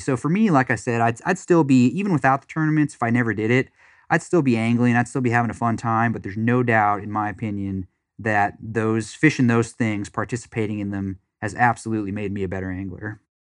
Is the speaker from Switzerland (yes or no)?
no; Wisconsin, United States; also born or lived in Florida; now in Dallas, United States; I grew up in Wisconsin